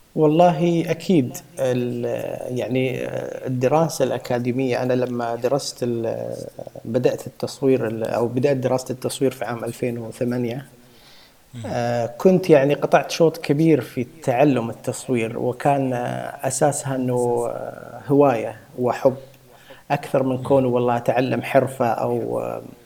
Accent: Saudi Arabia; عندنا في السعوديه

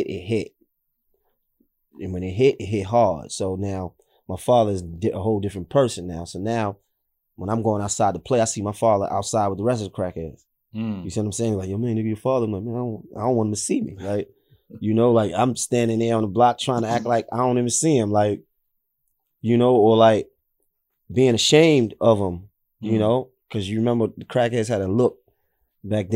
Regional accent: New York City, New York, United States; I'm from Nostrand. I grew up on Clifton between Nostrand and Marcy

